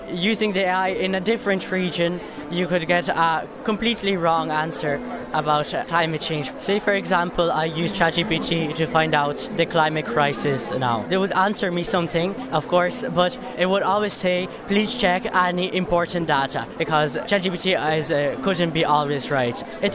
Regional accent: Clonmacnoise, Connacht, Ireland; I am from Clonmacnoise, Roscommon

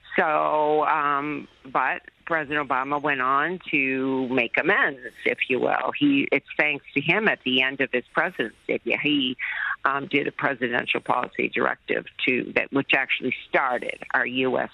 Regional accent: United States; as an American

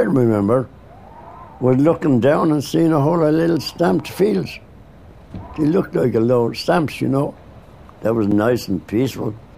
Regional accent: Dublin, Leinster, Ireland; I was born and bred in Dublin.

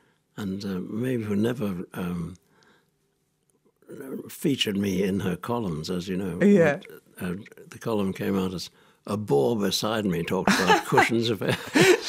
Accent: Australia; also born or lived in Singapore; I was born in Singapore, where my father worked as a surveyor for the Singapore Corporation. And then during the war, my mother brought me to Australia. So I was in Australia during the Second World War.

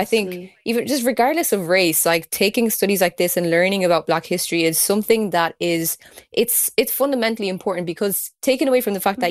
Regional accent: Kildare, Leinster, Ireland; I grew up in Kildare as well

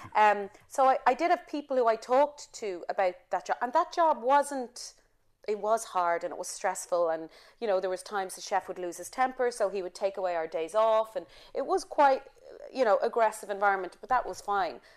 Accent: Ireland; moved away; I'm Irish

